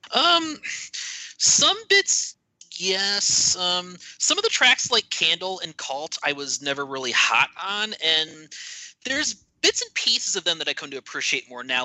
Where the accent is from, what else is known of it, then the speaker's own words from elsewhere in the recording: Cleveland, Ohio, United States; I'm from the Cleveland area myself. Actually, lived there most of my life